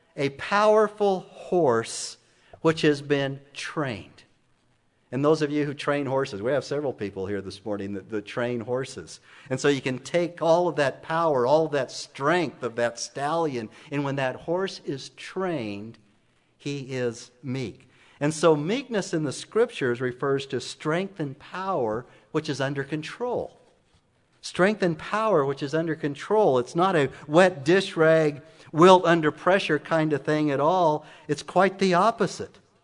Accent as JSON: {"language": "English", "town": "Emmett", "region": "Idaho", "country": "United States", "tie": "born or raised there", "moved": "yes", "said": "my hometown in Emmett"}